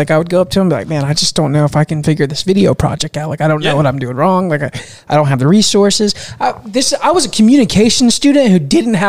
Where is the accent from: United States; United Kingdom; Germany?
United States; Central Florida; because I'm just from Central Florida. Like I've worked in agriculture.